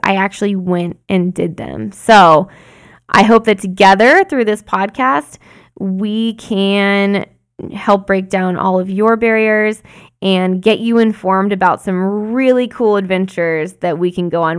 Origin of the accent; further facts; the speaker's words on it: Arizona, United States; When I was growing up in Arizona